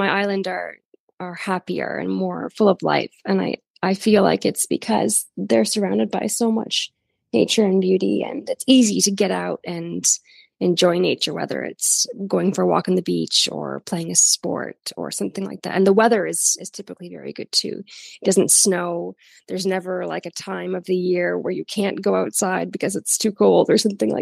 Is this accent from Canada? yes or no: yes; Canada; moved away as an adult; now in Brazil; I grew up in like a very rural area with a lot of farms